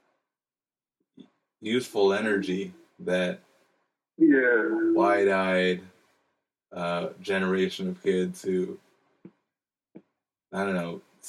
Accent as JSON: {"language": "English", "region": "Hawaii", "country": "United States", "tie": "born or raised there", "moved": "yes", "lives_now": "Washington, D.C., United States", "said": "Growing up in Hawaii"}